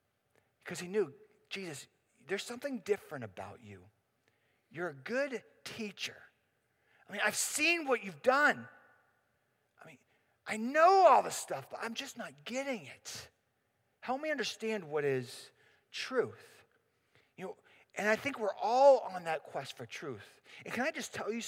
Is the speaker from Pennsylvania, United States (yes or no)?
yes; Pittsburgh, Pennsylvania, United States; I'm from Pittsburgh.